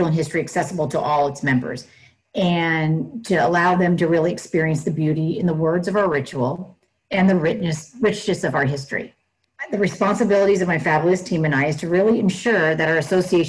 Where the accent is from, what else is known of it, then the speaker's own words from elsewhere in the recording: Northern California, United States; I was born and raised in Northern California, which is right outside the Bay Area.